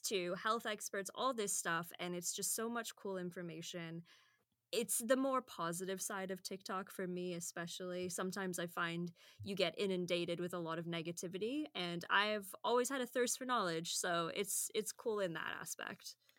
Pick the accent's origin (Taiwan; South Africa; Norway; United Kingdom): United Kingdom; now in Edmonton, Canada; as the British person that's used to, like, ninety-eight percent humidity at any given time